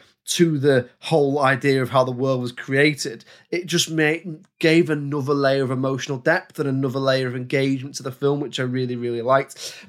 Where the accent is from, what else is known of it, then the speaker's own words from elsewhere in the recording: London, United Kingdom; Because I'm 8 and I'm from London.